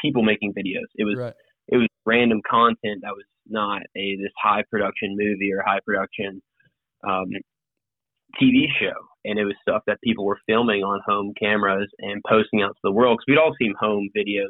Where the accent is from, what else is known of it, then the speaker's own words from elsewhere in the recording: Piedmont, South Carolina, United States; also born or lived in San Antonio, Texas / Gwinnett, Georgia; that's where I consider myself from. Being from is the upstate. And I grew up in a town called Piedmont outside of Greenville.